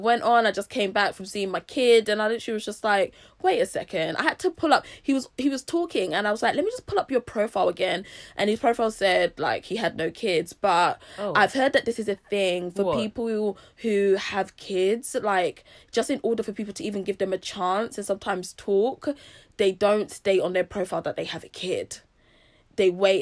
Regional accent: Nigeria; being Nigerian, being of a certain age

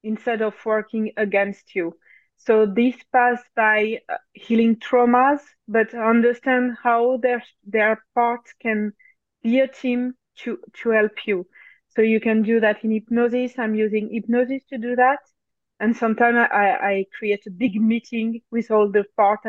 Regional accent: France; accent: French; English is a second language; So I'm French. Maybe you can notice my accent even if I try to erase it.

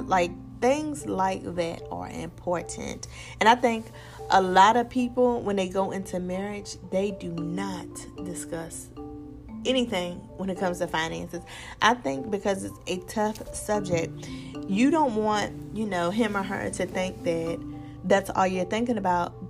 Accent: Virginia, United States; I am from Virginia

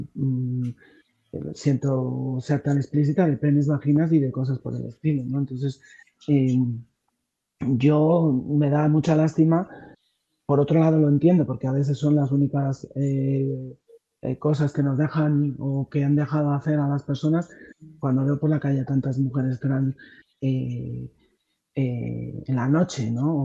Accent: Madrid, Community of Madrid, Spain; also born or lived in Mexico; estar aquí con vosotros desde, desde Madrid, desde mi, desde mi pueblo

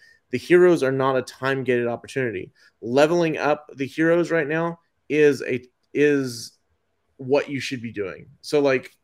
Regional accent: Dallas, Texas, United States; I am from East Dallas

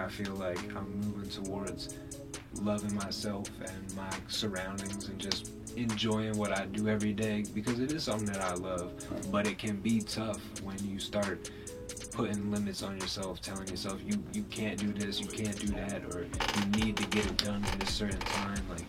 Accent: Wilmington, Delaware, United States; We're both from Wilmington

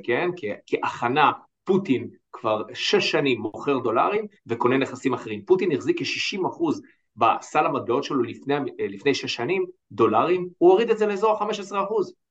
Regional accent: Israel

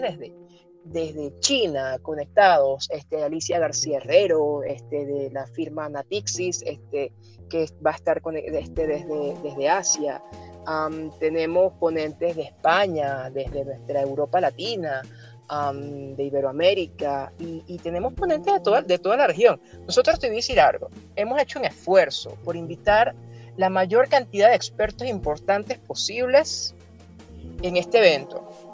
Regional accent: Venezuela; soy venezolano, me siento latinoamericano

